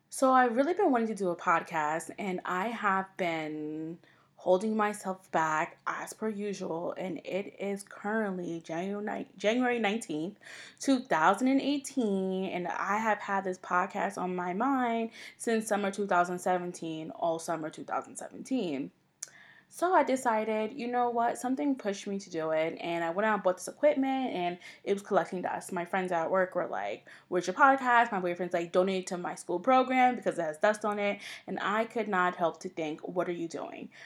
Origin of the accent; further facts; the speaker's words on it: Long Island, New York, United States; now in Brooklyn, United States; I am from New York, originally from Long Island, but I currently reside in Brooklyn